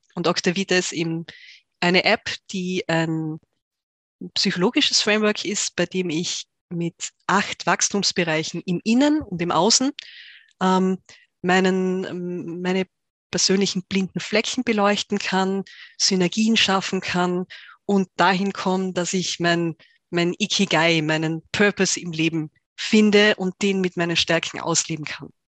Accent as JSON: {"language": "German", "region": "Tyrol", "country": "Austria", "tie": "born or raised there", "said": "ich bin Tirolerin, in Tirol aufgewachsen"}